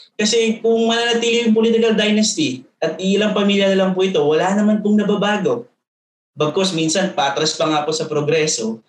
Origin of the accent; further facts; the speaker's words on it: Calabarzon, Philippines; Ako ay pinanganak at lumaki po sa Cavite